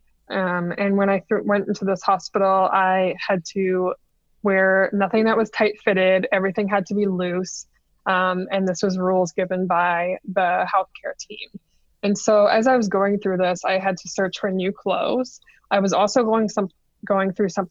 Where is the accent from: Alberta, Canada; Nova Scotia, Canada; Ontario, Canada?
Ontario, Canada; Kingston; I'm from Kingston